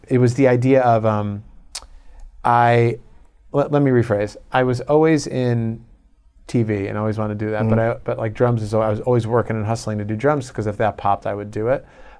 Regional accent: Chicago, Illinois, United States; moved away as an adult; also born or lived in Long Island / Iowa / New York / Los Angeles; So we moved to Chicago when I was like two. So I grew up my whole life and I went to school in Iowa. So I'm pretty much Midwest.

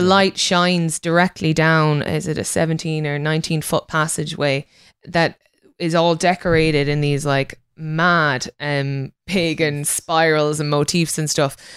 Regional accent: Connacht, Ireland; I'm from Connacht

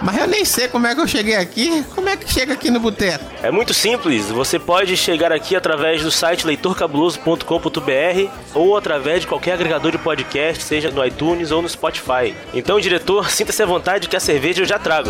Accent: Northeast Region, Brazil; como nordestino

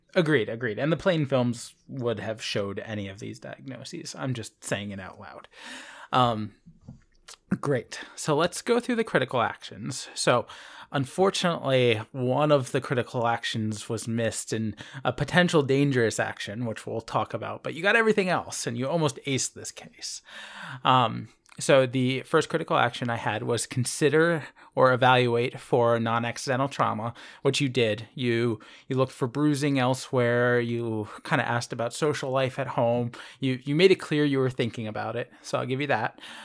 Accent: Philadelphia, Pennsylvania, United States; I am from Philadelphia

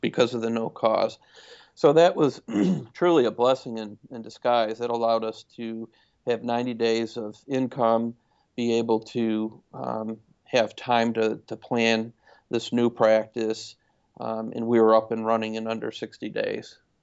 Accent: Syracuse, New York, United States; now in Lebanon, Tennessee, United States; Originally from upstate New York, Syracuse area

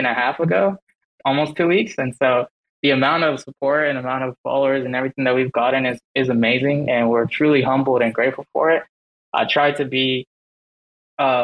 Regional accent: Dallas, Texas, United States; I'm from Dallas, Texas, and I'm the founder of Rival Bear Society

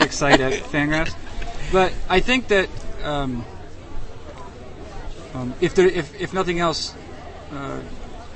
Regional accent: New Hampshire, United States; my home state

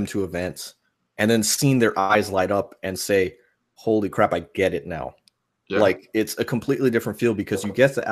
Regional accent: New York, United States; I grew up in New York

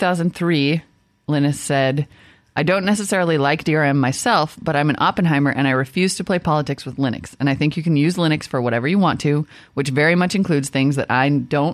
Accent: Midwest, United States; growing up in the Midwest.

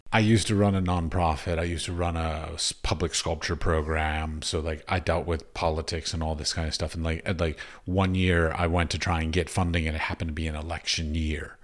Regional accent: Washington, District of Columbia, United States; I grew up in Washington, D C

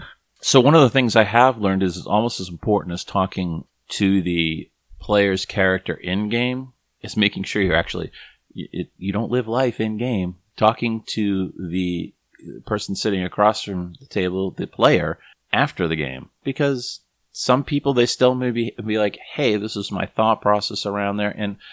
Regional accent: Boston, Massachusetts, United States; I was raised Catholic in Boston

